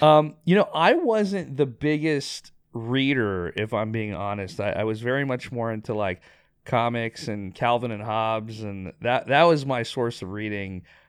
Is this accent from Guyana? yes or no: no; Pakistan; also born or lived in Dubai / Bangladesh; I was born in Dubai, lived in Bangladesh, lived in Pakistan, went to international schools my whole life. But childhood was really spent in early days Bangladesh, and then elementary, fourth grade through my senior year in Pakistan at an international school.